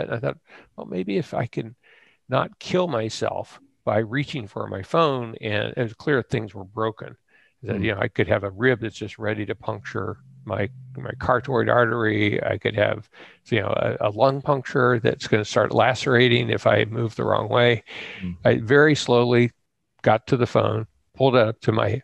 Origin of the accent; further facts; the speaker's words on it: Ohio, United States; I grew up in Ohio